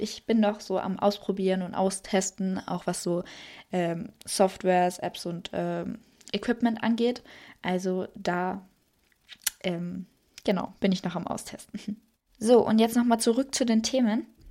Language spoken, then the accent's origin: German; Salzburg, Austria; ich komme aus Österreich. Genau gesagt aus Salzburg